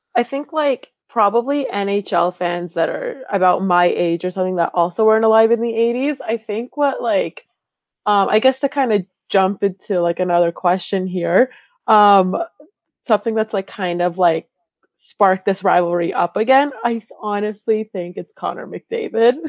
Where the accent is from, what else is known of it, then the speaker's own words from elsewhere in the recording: Calgary, Alberta, Canada; I was just born and raised in Calgary.